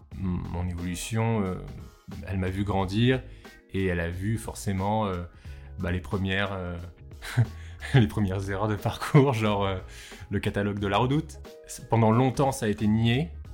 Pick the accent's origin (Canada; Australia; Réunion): Réunion; Je suis réunionnais, métis indien, blanc.